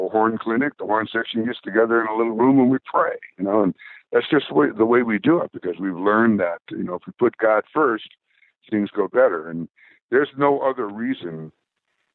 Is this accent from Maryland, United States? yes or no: no; Bay Area, California, United States; we're from the Bay Area